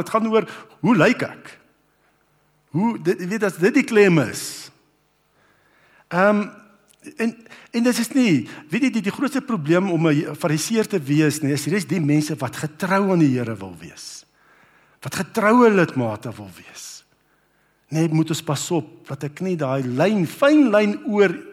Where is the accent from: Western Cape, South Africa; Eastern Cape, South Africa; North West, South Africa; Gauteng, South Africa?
North West, South Africa; Brits; toe ek nou groot geword het op Brits